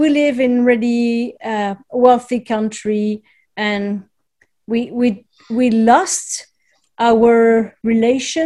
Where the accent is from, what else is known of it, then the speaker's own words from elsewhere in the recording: France; moved away as an adult; now in Montreal, Canada; I'm originally from France. However, I emigrated here a couple of decades ago and I still live in Montreal.